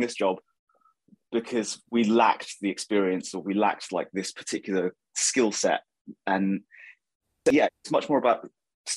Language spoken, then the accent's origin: English; Milton Keynes, South East England, United Kingdom; also born or lived in Northampton; So I was born in Northampton and grew up in Milton Keynes